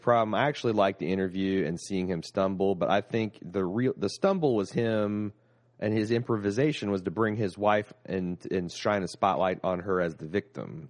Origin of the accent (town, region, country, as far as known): United States